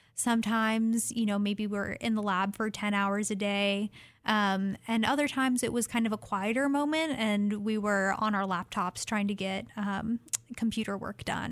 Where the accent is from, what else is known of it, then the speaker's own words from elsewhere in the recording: Fairbanks, Alaska, United States; now in Oregon, United States; I'm originally from Fairbanks, Alaska, and very happy to be living in Oregon now